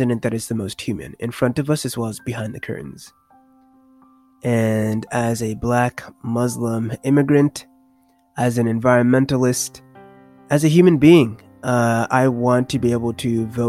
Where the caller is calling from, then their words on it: Raleigh, North Carolina, United States; moved away; I'm calling from Raleigh, North Carolina.